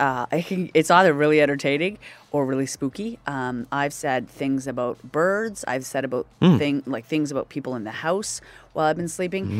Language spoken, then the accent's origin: English; Nova Scotia, Canada; moved away as an adult; now in Toronto, Canada; I was from Nova Scotia